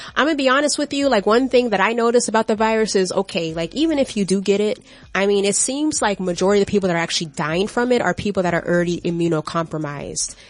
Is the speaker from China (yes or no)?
no; Florida, United States; I'm from Florida